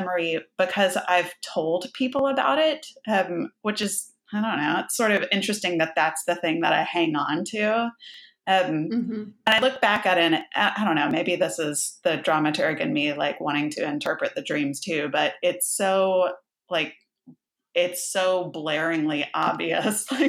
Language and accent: English; Houston, Texas, United States; also born or lived in Baytown, Texas; So I grew up on the Gulf Coast of Texas. We moved around a little bit, but we were mostly in suburbs of Houston.